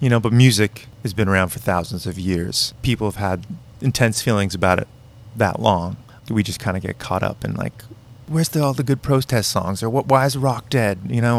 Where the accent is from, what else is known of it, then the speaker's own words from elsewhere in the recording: Malden, Massachusetts, United States; also born or lived in Arlington / Andover / Melrose; I was born in Malden.